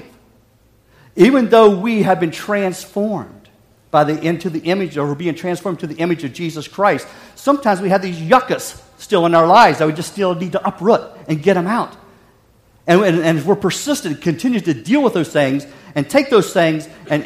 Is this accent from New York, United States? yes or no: no; West Virginia, United States; Growing up in West Virginia